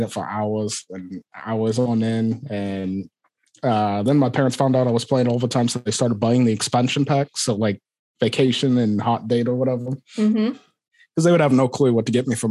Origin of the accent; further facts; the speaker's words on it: Aberdeen, Scotland, United Kingdom; accent: Scottish; moved away as an adult; also born or lived in Liverpool / Florida; now in Iowa, United States; I was born in Aberdeen, Scotland.